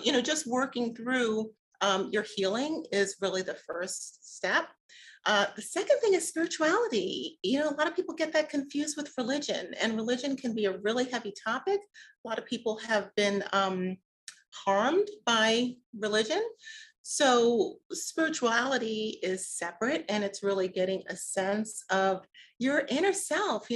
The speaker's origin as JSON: {"language": "English", "town": "New York City", "region": "New York", "country": "United States", "tie": "born or raised there", "moved": "yes", "lives_now": "Atlanta, United States", "said": "the Catholic churches that I grew up with in Brooklyn"}